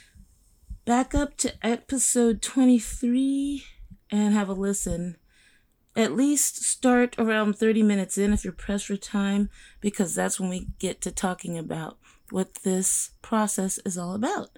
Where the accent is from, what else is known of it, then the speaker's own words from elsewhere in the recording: Bakersfield, California, United States; also born or lived in Stockton; we moved from Stockton to Bakersfield